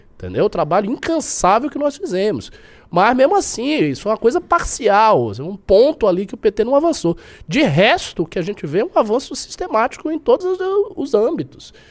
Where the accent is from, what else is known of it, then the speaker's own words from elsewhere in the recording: Bahia, Brazil; eu que sou baiano